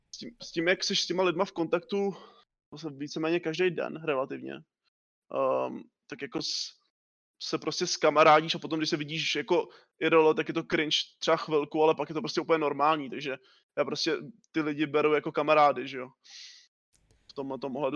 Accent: Liberec, Liberec Region, Czechia; jsem z Liberce

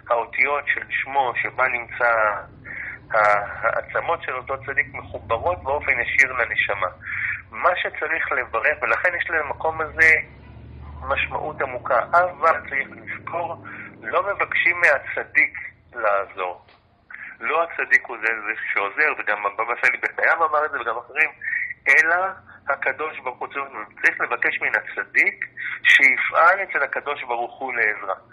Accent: Jaffa, Tel Aviv District, Israel; נולדתי אכן ביפו … בתו של הרב אברהם מצד אבי, אבי שלי משנות ה-50, אני נולדתי ביפן, אני דובר את השפה המרוקאית

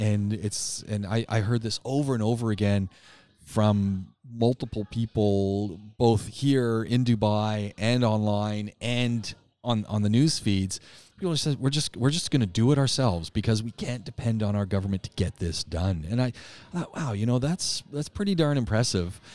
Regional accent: Canada; As a Canadian

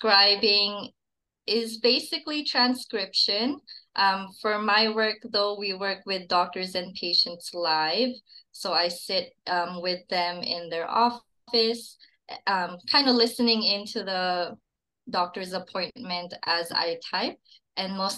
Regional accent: Philippines; now in Calgary, Canada; I moved here from the Philippines

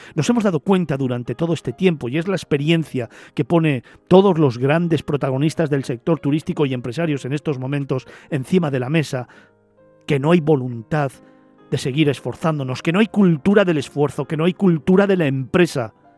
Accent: Spain

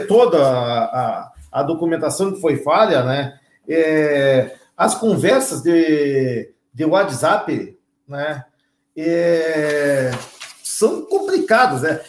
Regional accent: Brazil; eu me criei lá no Armor

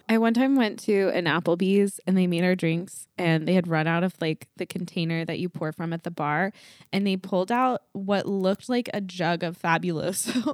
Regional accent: the South, United States; now in Los Angeles, United States; I'm from the South

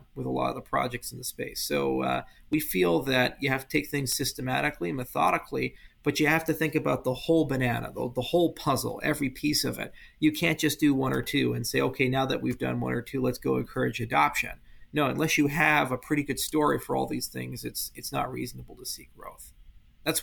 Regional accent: Hawaii, United States; I grew up in Hawaii, and I lived in this little town on the east side of Maui

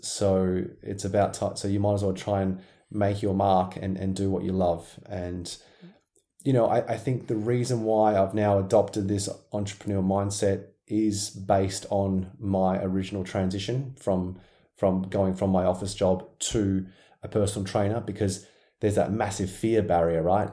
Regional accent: Perth, Western Australia, Australia; I was very very busy in my in my hometown Perth, Western Australia

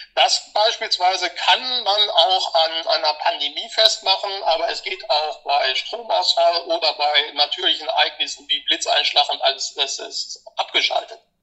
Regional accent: Munich, Bavaria, Germany; hier bei uns in München

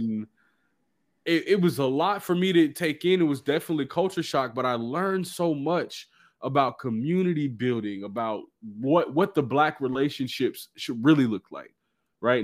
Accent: Dallas, Texas, United States; I'm from Dallas, man.

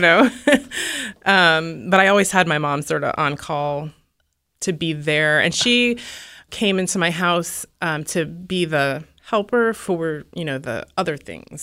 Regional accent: Alaska, United States; I'm from Alaska, and I don't know, people there are sort of D

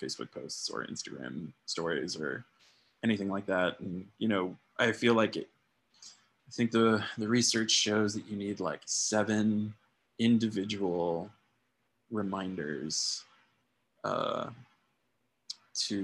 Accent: Tucson, Arizona, United States; my hometown, Tucson, Arizona

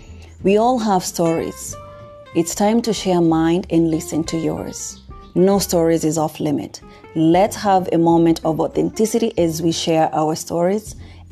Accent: Nairobi, Kenya; moved away as an adult; also born or lived in United States; born and raised in Nairobi, Kenya, lived and worked in the United States of America for many years, and now based back in Nairobi where it all began.

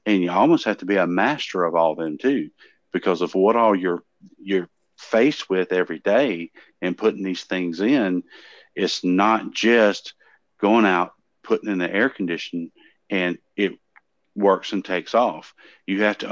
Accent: the South, United States; I am from the South and live on a dirt road

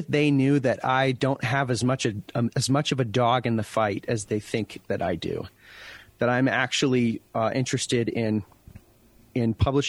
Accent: Colville, Washington, United States; moved away as an adult; also born or lived in Detroit; my hometown, Colville, Washington

